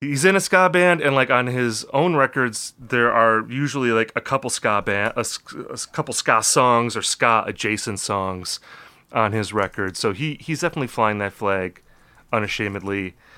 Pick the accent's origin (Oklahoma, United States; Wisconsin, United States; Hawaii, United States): Wisconsin, United States; Appleton; I'm from Appleton, Wisconsin